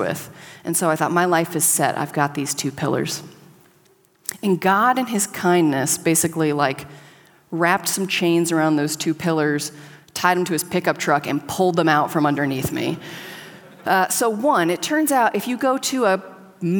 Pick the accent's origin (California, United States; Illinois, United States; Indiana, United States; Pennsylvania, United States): California, United States; Southern; moved away as an adult; also born or lived in Connecticut; I grew up in Southern California in a very rural area